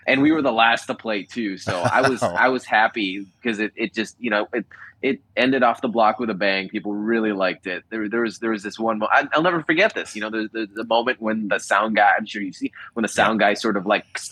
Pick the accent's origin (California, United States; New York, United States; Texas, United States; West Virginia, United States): California, United States; Los Angeles; being here in my hometown